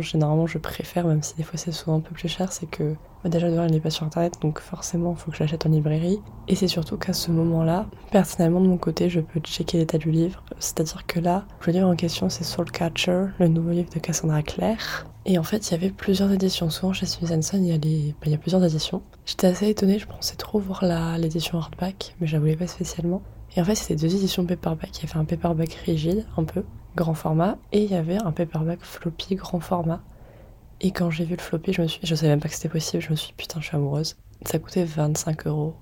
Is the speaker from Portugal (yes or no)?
no; France; on est français